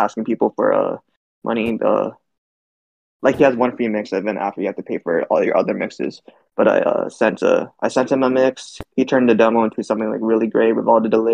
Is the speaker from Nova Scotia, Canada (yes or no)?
no; Toronto, Ontario, Canada; I'm from Toronto. I'm from Scarborough, the east end of Toronto